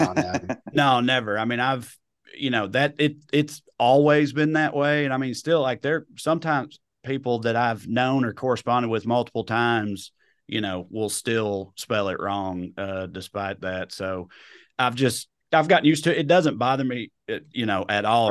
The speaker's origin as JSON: {"language": "English", "region": "rural Tennessee", "country": "United States", "tie": "born or raised there", "also_born_or_lived": "Knoxville, Tennessee", "accent": "redneck", "moved": "as an adult", "lives_now": "Burbank, United States", "said": "I grew up in rural Tennessee"}